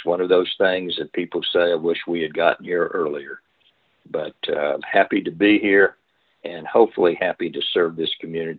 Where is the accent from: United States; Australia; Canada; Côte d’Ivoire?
United States; Fort Worth, Texas; also born or lived in Houston, Texas; now in Galveston, United States; I grew up in Fort Worth, Texas, and then was accepted to dental school and moved to Houston to attend dental school there at the University